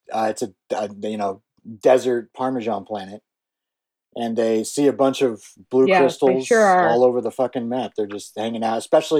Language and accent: English; Pocatello, Idaho, United States; I'm from Pocatello, Idaho.